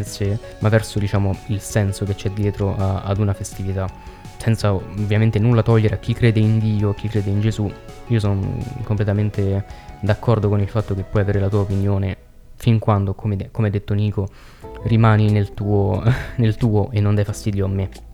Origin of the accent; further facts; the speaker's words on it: Veroli, Lazio, Italy; noi siamo di Veroli, in provincia di Frosinone.